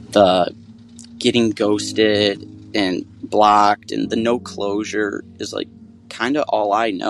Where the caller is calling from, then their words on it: Grand Rapids, Michigan, United States; from Grand Rapids, Michigan. I'm 30 years old